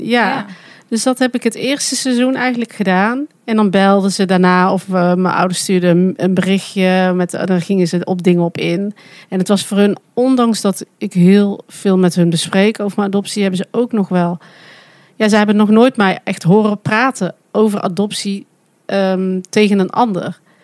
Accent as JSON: {"language": "Dutch", "country": "Netherlands", "accent": "zachte G", "said": "mijn zachte G"}